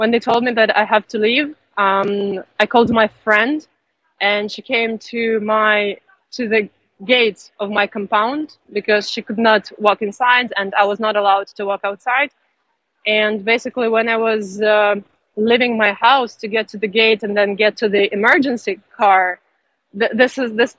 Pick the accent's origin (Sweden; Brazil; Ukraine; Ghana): Ukraine; now in China; because I'm Ukrainian, I'm from Ukraine